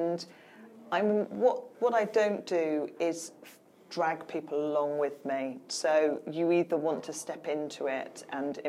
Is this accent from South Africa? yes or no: no; United Kingdom; we're stoically British